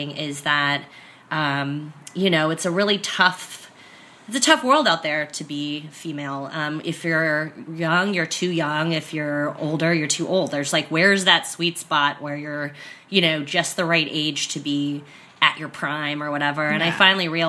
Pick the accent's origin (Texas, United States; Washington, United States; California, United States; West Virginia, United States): California, United States; San Diego; moved away as an adult; also born or lived in San Francisco / New York; I was born here in San Diego and grew up here primarily